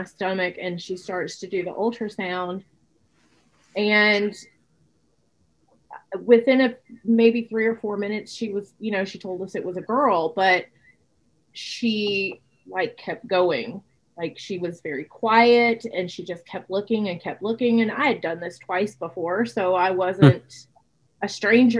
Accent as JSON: {"language": "English", "town": "Laredo", "region": "Texas", "country": "United States", "tie": "born or raised there", "moved": "yes", "said": "I grew up in Laredo"}